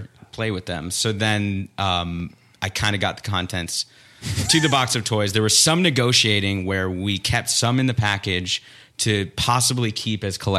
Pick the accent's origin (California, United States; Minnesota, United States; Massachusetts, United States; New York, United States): Minnesota, United States; Minneapolis; now in Los Angeles, United States; I grew up in Minneapolis, a suburb of Minneapolis, Minnesota. And so really kind of an outdoorsy place